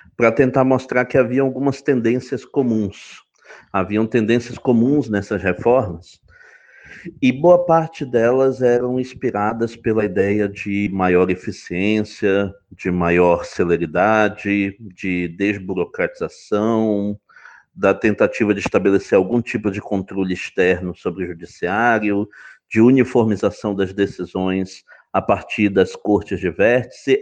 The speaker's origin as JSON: {"language": "Portuguese", "town": "Belém", "region": "Pará", "country": "Brazil", "also_born_or_lived": "Santa Catarina / Frankfurt", "moved": "as an adult", "lives_now": "Rio de Janeiro, Brazil", "said": "eu sou originalmente de, de Belém do Pará, é, de, é lá que eu cursei uh, o meu bacharelado em Direito na UFPA"}